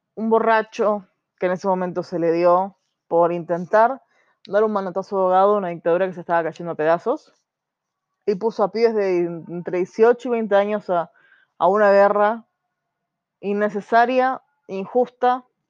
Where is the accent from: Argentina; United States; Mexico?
Argentina; como argentinos